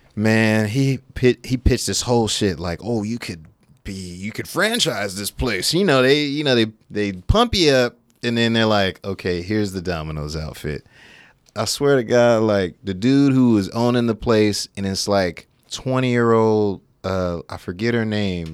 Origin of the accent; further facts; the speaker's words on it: Sacramento, California, United States; born and raised in Sacramento.